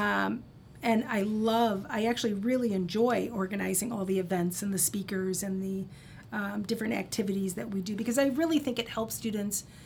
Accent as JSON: {"language": "English", "town": "Cedar Rapids", "region": "Iowa", "country": "United States", "tie": "born or raised there", "said": "originally, I grew up in Cedar Rapids, Iowa"}